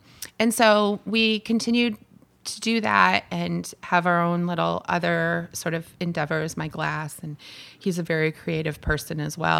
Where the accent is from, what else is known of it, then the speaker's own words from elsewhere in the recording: Barrington, New Hampshire, United States; we were living in southern New Hampshire. And I'm from Barrington.